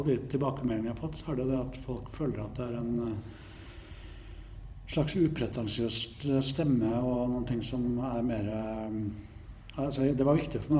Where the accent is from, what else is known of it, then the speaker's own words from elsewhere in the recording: Trondheim, Trøndelag, Norway; Jeg vokste opp her i Trondheim gikk på museum, kopierte andre kunstnere.